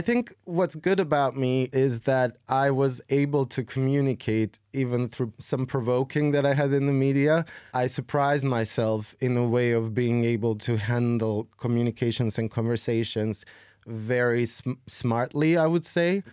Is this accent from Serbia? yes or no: yes; Serbia; I've been making music since I was fifteen, sixteen in my hometown in Serbia